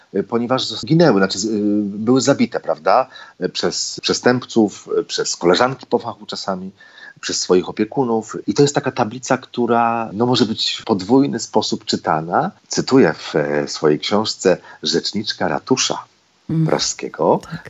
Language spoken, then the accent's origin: Polish; Poland; Jestem z Polska